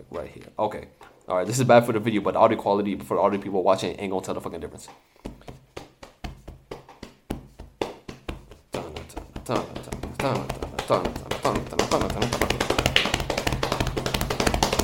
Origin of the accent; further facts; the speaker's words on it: Palestine; first language English; I'm from Palestine